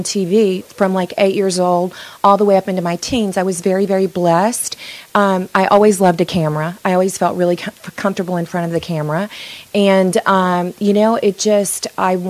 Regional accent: Tennessee, United States; moved away; also born or lived in New York City; I grew up in Tennessee, very small town

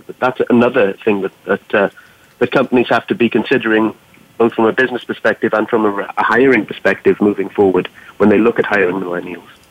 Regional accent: Wales, United Kingdom; now in Boston, United States; I'm from Wales in the UK

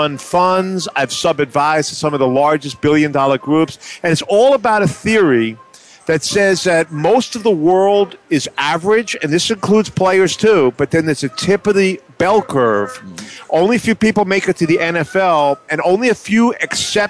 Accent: New York City, New York, United States; now in New Jersey, United States; I grew up in Manhattan, and we didn't have too many courses on the Upper West Side here

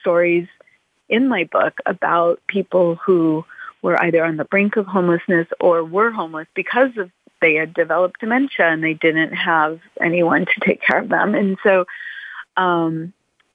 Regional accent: Los Angeles, California, United States; I grew up in Brentwood.

